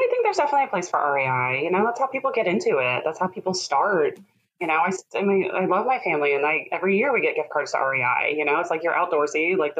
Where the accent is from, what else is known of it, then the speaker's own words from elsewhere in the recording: Midwest, United States; I think growing up in the Midwest, you have a little, always a bit of a background of home ec.